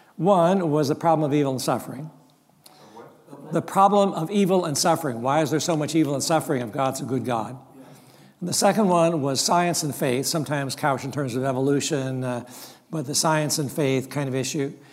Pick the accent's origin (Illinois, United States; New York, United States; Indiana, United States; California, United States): California, United States; Mount Hermon; I grew up in Mount Hermon, loving Mount Hermon